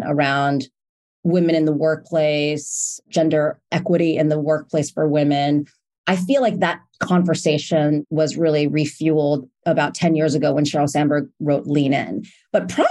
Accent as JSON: {"language": "English", "town": "New York City", "region": "New York", "country": "United States", "said": "I'm from New York City originally"}